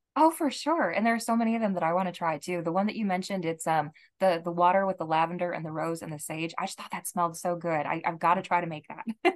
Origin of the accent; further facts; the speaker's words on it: Rochester, Minnesota, United States; I come from Rochester, Minnesota